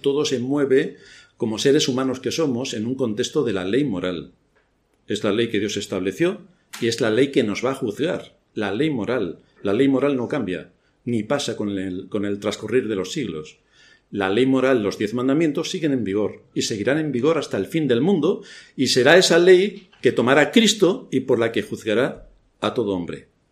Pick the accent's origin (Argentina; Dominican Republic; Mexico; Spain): Spain; Yo soy español, tengo mi pasaporte español